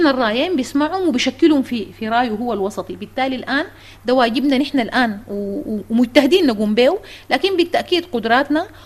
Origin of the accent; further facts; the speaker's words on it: Sudan; أستاذ عاطف نحن مواطنين سودانيين